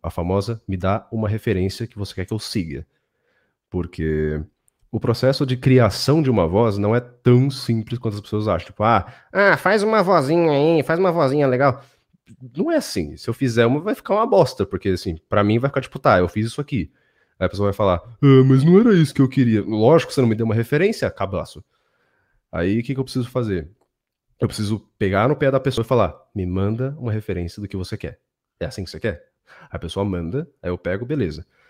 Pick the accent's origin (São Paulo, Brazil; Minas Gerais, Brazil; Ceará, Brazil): São Paulo, Brazil; São Paulo, onde eu nasci, cresci e tudo mais